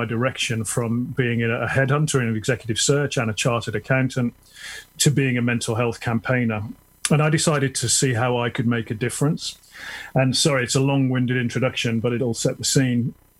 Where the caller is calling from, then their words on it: a village near Tunbridge Wells, South East England, United Kingdom; So I'm calling in from the UK, a village near Tunbridge Wells, which is just outside of London.